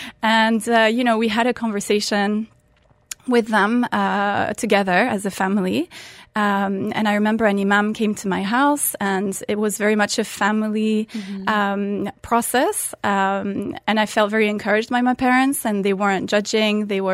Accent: Muscat, Oman; English is a second language; So I'm French originally. I grew up in Oman. And yes, I did convert at the age of 18. I was a teenager in high school in 12th grade in Oman, in Muscat at the time.

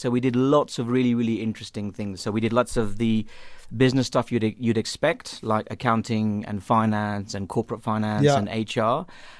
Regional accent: London, United Kingdom; moved away as an adult; also born or lived in Mumbai, India / Liberia; now in Johannesburg, South Africa; I've grown up in the UK.

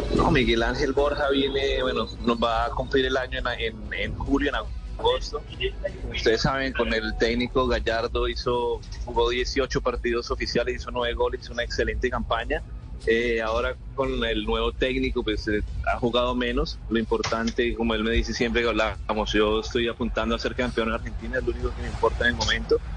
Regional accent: Colombia; los colombianos

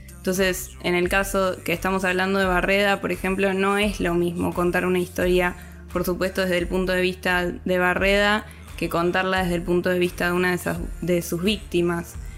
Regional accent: Argentina; soy argentina.

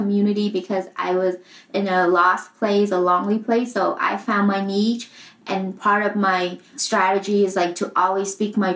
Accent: Vietnam; moved away; I grew up in Vietnam

